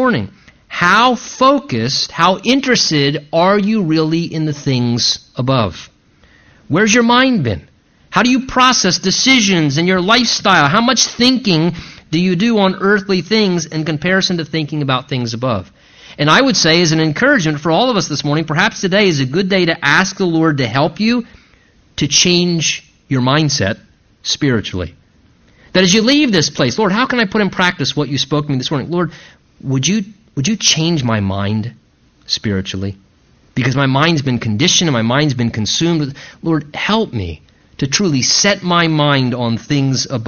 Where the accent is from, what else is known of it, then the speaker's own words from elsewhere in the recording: United States; us as American Christians